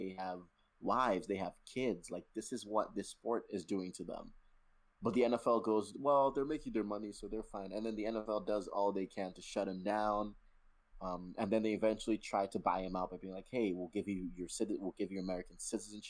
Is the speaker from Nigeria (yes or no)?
yes; Nigeria; I am Nigerian